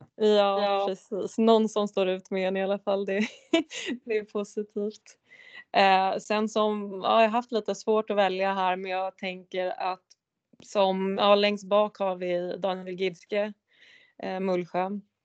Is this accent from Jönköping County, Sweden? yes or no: no; Järfälla, Stockholm County, Sweden; jag är ju från Järfälla